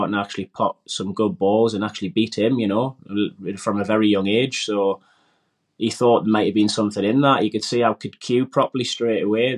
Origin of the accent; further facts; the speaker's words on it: Wallsend, North East England, United Kingdom; Grew up in a small town, Walls End in Newcastle, and just basically grew up like everybody else in a normal sort of working class housing